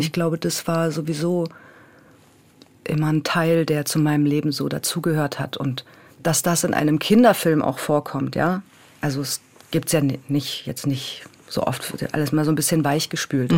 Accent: Berlin, Germany; moved away as an adult; also born or lived in Bremen; ich bin natürlich auch in Berlin groß geworden

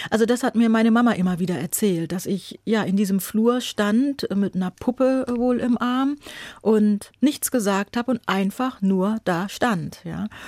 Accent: Buxtehude, Lower Saxony, Germany; also born or lived in Hamburg; Also ich bin in Hamburg geboren, meine Eltern sind dann aber nach Buxtehude gegangen

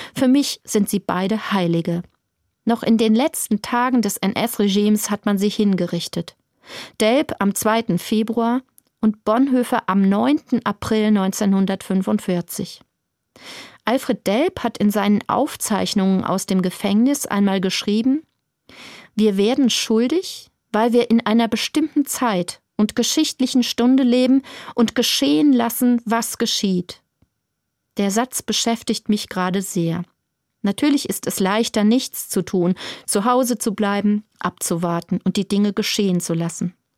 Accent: Germany; bei uns in Deutschland

